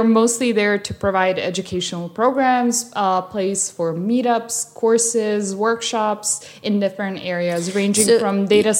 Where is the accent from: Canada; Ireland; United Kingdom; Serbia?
Serbia; Belgrade; English is a second language; moved away as an adult; also born or lived in Chicago, United States / Bosnia / Hungary / France; a Serbian bar called Belgrade. Yeah, which is, of course, the name of my city.